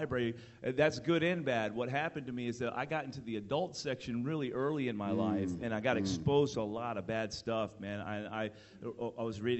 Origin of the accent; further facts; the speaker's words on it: Miami, Florida, United States; I was born in Miami, Florida.